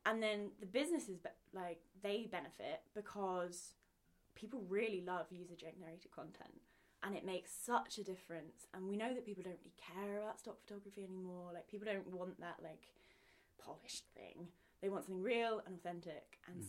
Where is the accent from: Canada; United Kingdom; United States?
United Kingdom; Pangbourne, South East England; So I'm from Pangbourne, which is a tiny little village outside of London. It's where Wind in the Willows was written. That's the famous thing about it. I mean, it was very rural.